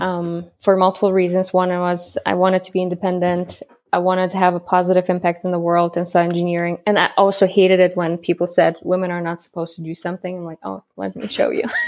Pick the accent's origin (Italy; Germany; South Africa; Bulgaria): Germany; moved away as an adult; also born or lived in Kazakhstan; now in United States; I'm from Germany. The longer is I was born in Kazakhstan. and moved to Germany when I was ten